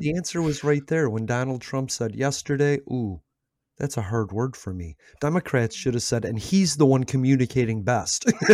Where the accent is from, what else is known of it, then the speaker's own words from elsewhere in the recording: United States; America. I'm from America.